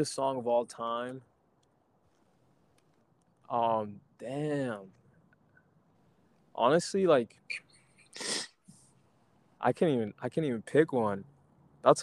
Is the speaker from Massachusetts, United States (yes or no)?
no; Florida, United States; also born or lived in Puerto Rico; now in Baltimore, United States; growing up in Florida